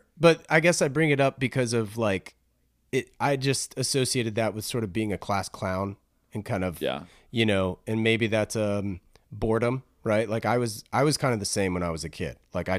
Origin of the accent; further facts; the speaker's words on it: East Coast, United States; I'm also from the East Coast originally.